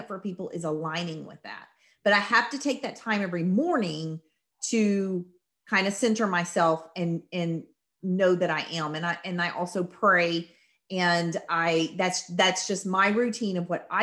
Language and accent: English; the South, United States; I'm from the South